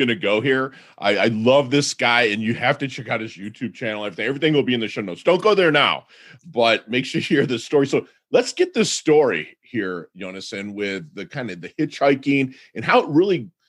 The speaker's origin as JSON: {"language": "English", "area": "Detroit area", "region": "Michigan", "country": "United States", "tie": "born or raised there", "said": "I'm from Detroit area"}